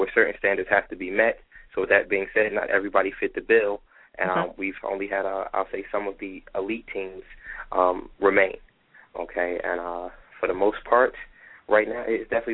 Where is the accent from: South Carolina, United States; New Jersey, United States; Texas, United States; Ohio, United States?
New Jersey, United States; Irvington; I am actually born and raised in Irvington, New Jersey